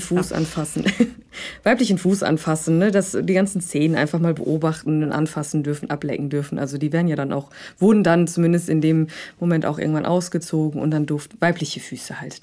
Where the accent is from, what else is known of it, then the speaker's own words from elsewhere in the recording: Rhineland, Germany; moved away as an adult; now in Hamburg, Germany; ursprünglich komme ich aus dem Rheinland